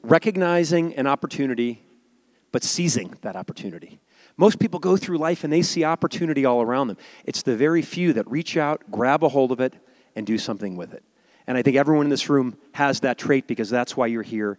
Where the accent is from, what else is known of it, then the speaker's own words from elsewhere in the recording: Chicago, Illinois, United States; I grew up in a suburb of Chicago